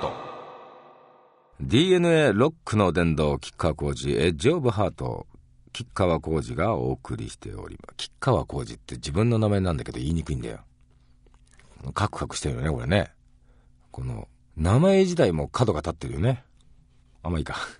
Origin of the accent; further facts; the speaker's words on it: Hiroshima, Japan; 広島出身ですけど、大阪のお好み焼きも大好きなんですね